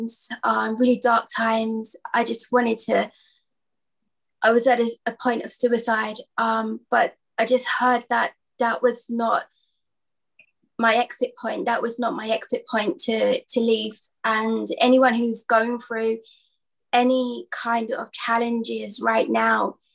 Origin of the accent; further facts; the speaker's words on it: London, United Kingdom; from London